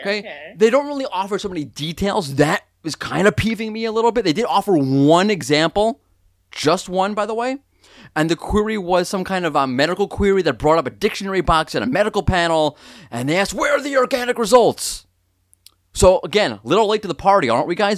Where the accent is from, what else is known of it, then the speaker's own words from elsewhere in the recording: New York, United States; I'm a New Yorker